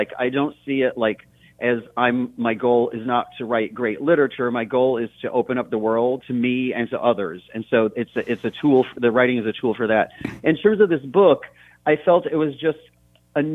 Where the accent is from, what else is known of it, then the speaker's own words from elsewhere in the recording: Brockport, New York, United States; I was born and raised in Western New York State, between the cities of Rochester and Buffalo, in a little town called Brockport.